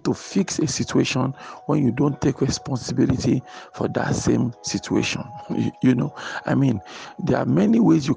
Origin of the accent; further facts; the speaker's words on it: Nigeria; I live in Nigeria. I am a Nigerian